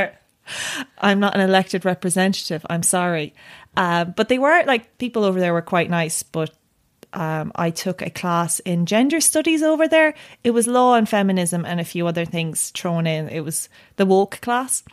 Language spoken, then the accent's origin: English; Tipperary, Munster, Ireland; I grew up in Tipperary